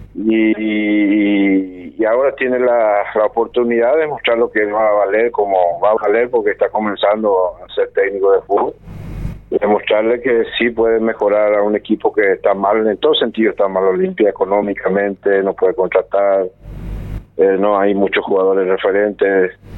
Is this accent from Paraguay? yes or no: yes; Paraguay; moved away as an adult; also born or lived in Argentina; somos paraguayos, yo soy fanático de mi país, siempre fui fanático, siempre quise volver